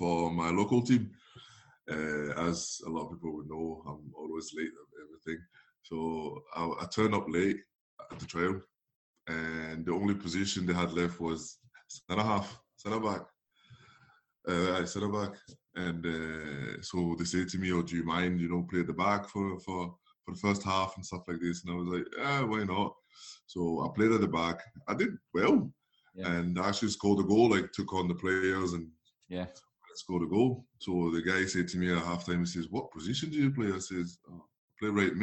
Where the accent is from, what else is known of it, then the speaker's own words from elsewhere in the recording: Paris, Île-de-France, France; moved away; I was obviously from Paris